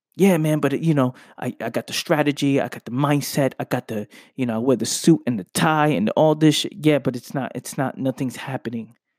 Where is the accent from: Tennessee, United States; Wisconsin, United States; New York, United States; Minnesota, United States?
New York, United States; New York City; I'm from the Bronx. I grew up in the Bronx.